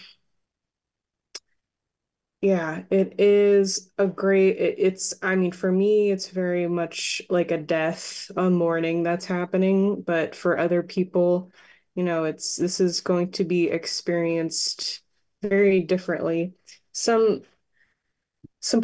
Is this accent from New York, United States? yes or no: yes; Long Island, New York, United States; also born or lived in Fire Island; now in California, United States; where I'm from on Long Island